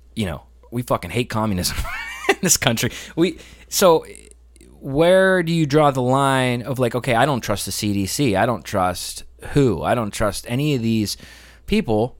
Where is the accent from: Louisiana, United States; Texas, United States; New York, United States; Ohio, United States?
Ohio, United States; moved away; Where I grew up in Ohio, they were all about the morals